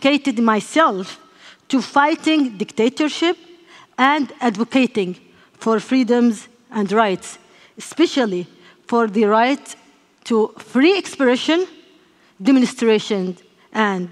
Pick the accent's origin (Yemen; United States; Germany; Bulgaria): Yemen; I grew up in Yemen, in a family familiar with politics and law